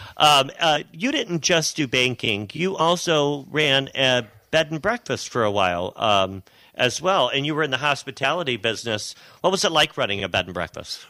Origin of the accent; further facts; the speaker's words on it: south of Detroit, Michigan, United States; growing up south of Detroit